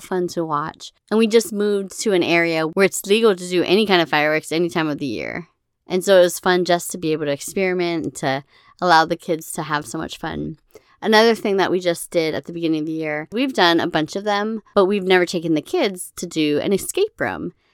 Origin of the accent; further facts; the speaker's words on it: Hawaii, United States; moved away; growing up in Hawaii